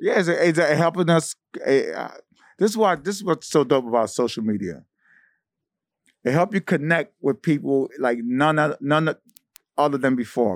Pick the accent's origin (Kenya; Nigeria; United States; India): United States; New York City, New York; I'm from East New York